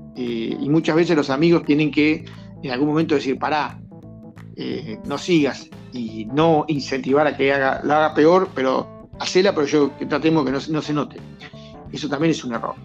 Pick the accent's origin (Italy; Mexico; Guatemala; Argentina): Argentina; somos nosotros los argentinos